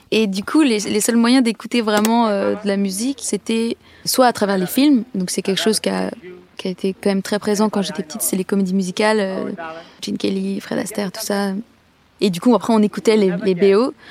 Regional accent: Lacoste, Provence-Alpes-Côte d'Azur, France; also born or lived in Clamart; Moi, je suis née en 1992. Je suis née à Clamart, mais j'ai grandi dans le sud-est de la France, dans un tout petit village dans le Vaucluse qui s'appelle Lacoste.

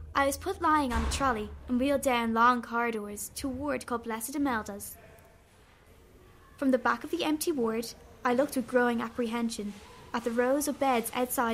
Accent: Sandycove, County Dublin, Ireland; also born or lived in England; We started our lives as English children, my brother Paul and I, coming with our parents to live in Sandy Cove when I was 4 years old

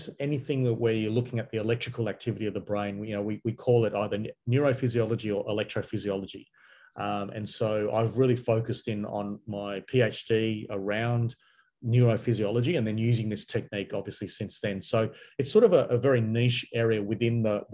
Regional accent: Perth, Western Australia, Australia; I grew up in Perth, which is on the west side of Australia.

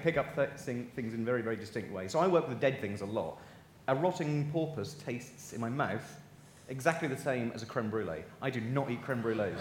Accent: Norfolk, East of England, United Kingdom; I'm from Norfolk

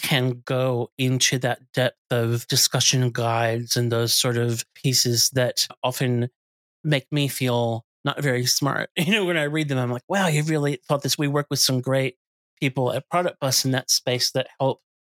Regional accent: United States; moved away as an adult; now in Australia; we're American by birth, but I've lived here my whole adult life

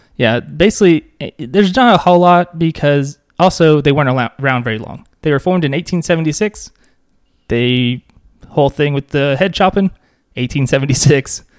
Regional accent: Pulaski County, Arkansas, United States; I grew up in Pulaski County

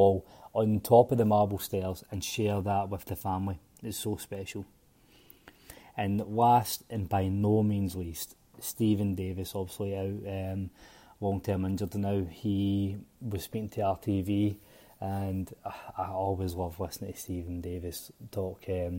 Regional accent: Northern Ireland, United Kingdom; Growing up in Northern Ireland and being a boyhood fan, my dream was always to play for the club first and foremost.

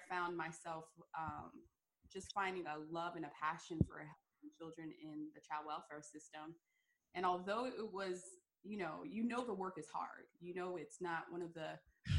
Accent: Fort Lauderdale, Florida, United States; born and raised in South Florida, Fort Lauderdale area

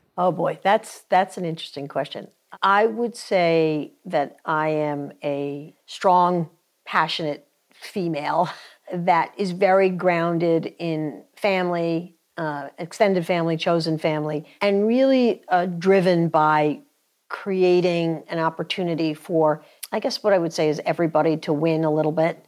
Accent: New York, United States; moved away as an adult; now in North Carolina, United States; I grew up in, in New York. Uh, we got down to North Carolina about twenty years ago

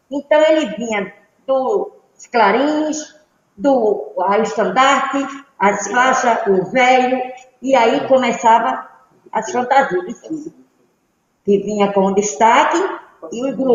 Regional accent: Arcoverde, Pernambuco, Brazil; now in Olinda, Brazil; eu {S1} vim de Arco Verde, eu cheguei aqui no ano de 70.

